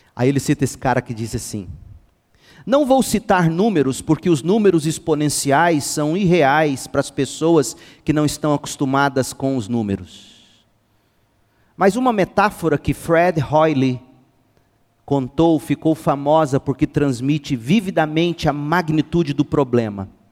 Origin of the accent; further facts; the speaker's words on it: Goiás, Brazil; Nós brasileiros, goianos então, e eu sou goiano